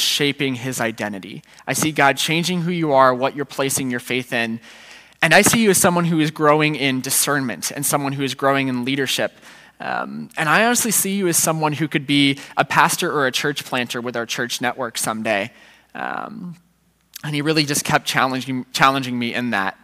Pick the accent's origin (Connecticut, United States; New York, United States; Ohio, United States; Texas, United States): Ohio, United States; Centerville; moved away as an adult; I grew up in the Centerville, and I went to Centerville City Schools growing up.